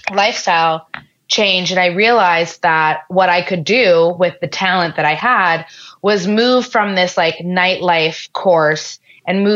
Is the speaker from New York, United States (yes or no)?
yes; New York, United States; I'm born and raised in New York